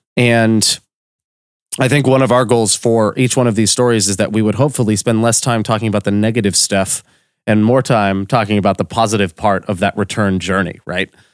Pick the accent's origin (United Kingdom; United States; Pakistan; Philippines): United States; Orlando, Florida; I was born in Orlando, Florida.